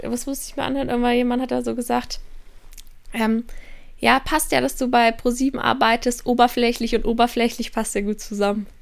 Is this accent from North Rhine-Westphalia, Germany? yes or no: no; Kiel, Schleswig-Holstein, Germany; also born or lived in Passau; now in Innsbruck, Austria; dass ich aus Kiel komme